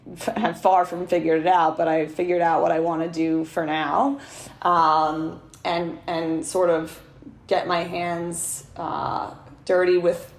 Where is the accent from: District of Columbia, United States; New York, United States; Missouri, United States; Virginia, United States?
New York, United States; New York City; my hometown, which is Rockaway Beach, Queens